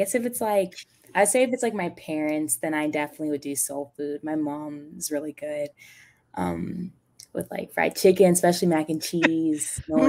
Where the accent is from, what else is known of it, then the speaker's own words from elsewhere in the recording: Michigan, United States; also born or lived in Detroit, Michigan / Kentucky; So I was born in Detroit, Michigan, and then my family, we moved to Kentucky for a couple years, and then after that, we moved to Michigan when I was, like, in second grade.